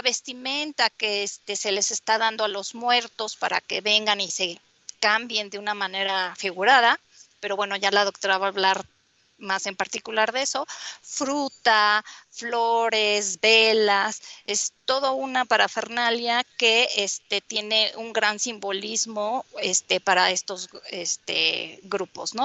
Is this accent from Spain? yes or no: no; Mexico; ser pues lo que somos, ¿no? Mexicanos con todas nuestras cosas